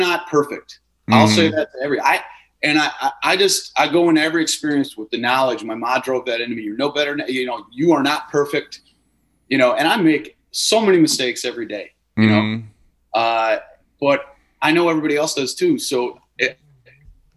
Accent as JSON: {"language": "English", "region": "Wisconsin", "country": "United States", "tie": "born or raised there", "moved": "as an adult", "said": "growing up in Wisconsin and having deep roots"}